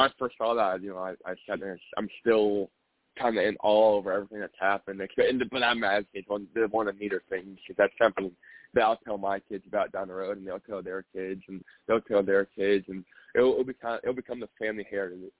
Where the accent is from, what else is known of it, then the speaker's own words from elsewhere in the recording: Indianapolis, Indiana, United States; I'm from Indianapolis